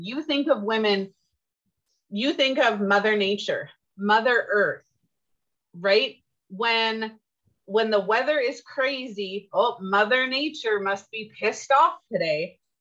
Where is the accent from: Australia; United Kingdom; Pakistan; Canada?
Canada; I'm Canadian and I tried to learn French